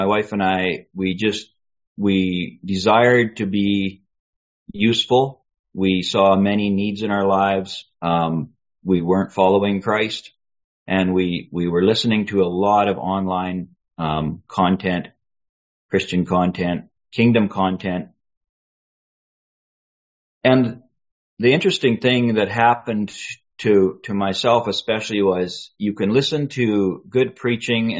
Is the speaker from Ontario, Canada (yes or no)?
no; British Columbia, Canada; also born or lived in Boston; now in Calgary, Canada; I was raised in Dansk in British Columbia, very remote place in British Columbia